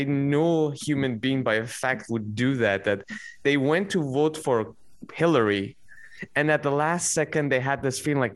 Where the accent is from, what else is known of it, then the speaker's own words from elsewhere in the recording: Iran; As an Iranian